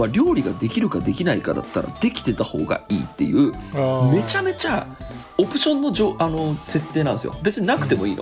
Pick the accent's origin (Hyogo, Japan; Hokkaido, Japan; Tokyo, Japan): Tokyo, Japan; 俺の場合だと東京に育ってても